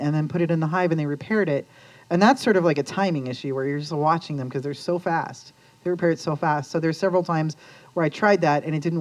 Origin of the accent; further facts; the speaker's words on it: Lakewood, Colorado, United States; also born or lived in Ohio / Denver, Colorado; I grew up in Lakewood, actually. So I grew up in Green Mountain and moved down to Capitol Hill when I was 18